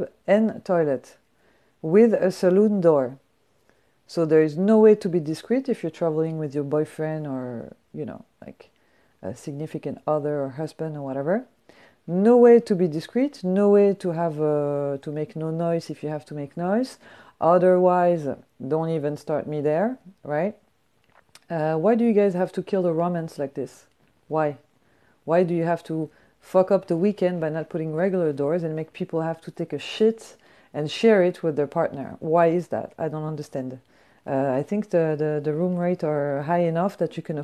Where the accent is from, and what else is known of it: Paris, Île-de-France, France; English is a second language; moved away